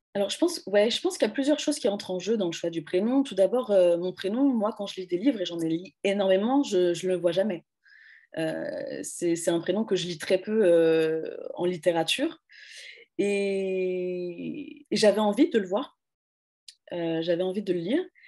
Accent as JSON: {"language": "French", "country": "France", "said": "moi je suis française"}